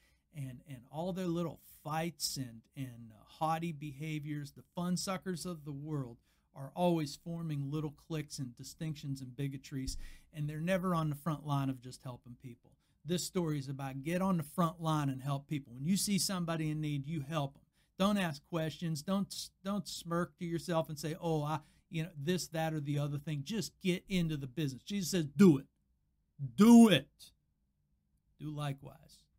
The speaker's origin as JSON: {"language": "English", "country": "United States", "said": "I'm an American"}